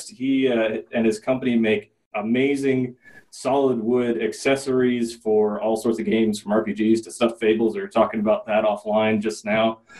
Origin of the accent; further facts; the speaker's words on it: Michigan, United States; I'm from Michigan, born and bred.